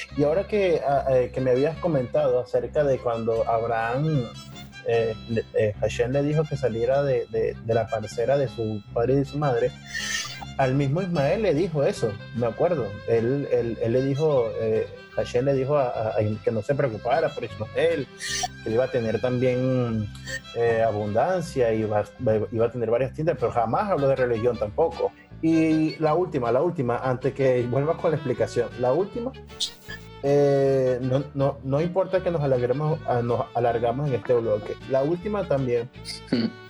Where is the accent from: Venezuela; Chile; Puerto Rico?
Venezuela; now in Spain; yo soy venezolano, pero vivo en España